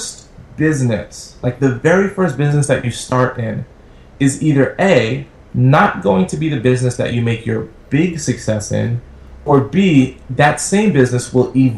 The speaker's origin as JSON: {"language": "English", "town": "New York City", "region": "New York", "country": "United States", "tie": "born or raised there", "said": "I grew up in Brooklyn, New York, in the projects"}